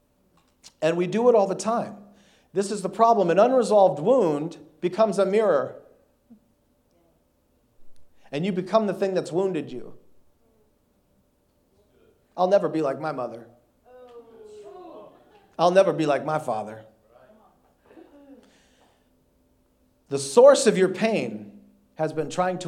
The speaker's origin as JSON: {"language": "English", "region": "North Dakota", "country": "United States", "tie": "born or raised there", "moved": "yes", "lives_now": "Houston, United States", "said": "I grew up in North Dakota. I'm a Yankee. I live in Houston. I've been living in Houston now for the last 14 years"}